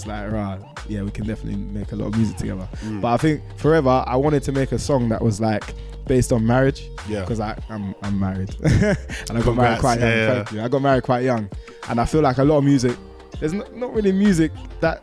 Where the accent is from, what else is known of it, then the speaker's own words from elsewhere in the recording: Croydon, London, United Kingdom; Croydon is home for me.